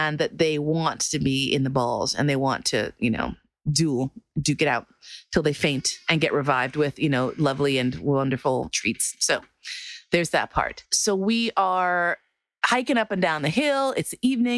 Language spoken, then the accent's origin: English; New York, United States; I'm from New York